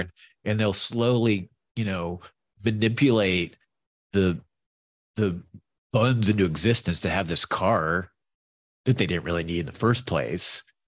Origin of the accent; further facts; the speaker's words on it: New York, United States; I'm from New York.